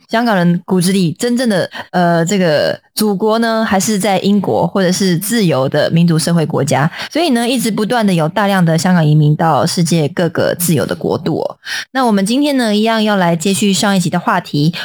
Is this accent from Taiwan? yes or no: yes; Taiwan; 我们台湾人